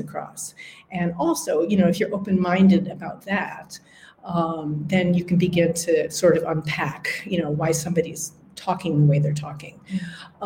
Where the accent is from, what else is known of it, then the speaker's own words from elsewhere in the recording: Upper Midwest, United States; accent: Upper Midwestern; moved away as an adult; also born or lived in Wisconsin; now in London, United Kingdom; it's American, it's North American, um, it's Upper Midwestern.